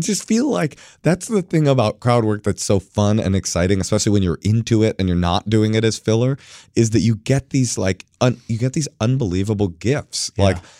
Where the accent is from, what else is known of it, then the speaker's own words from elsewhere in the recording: California, United States; I think I was saying something about like that I'm from the Bay Area.